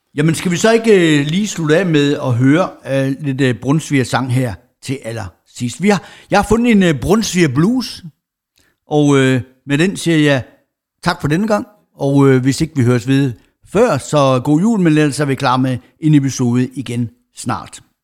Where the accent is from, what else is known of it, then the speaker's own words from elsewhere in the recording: Jutland, Denmark; moved away; der hvor jeg kommer fra over i Jylland, det mørke, mørke Jylland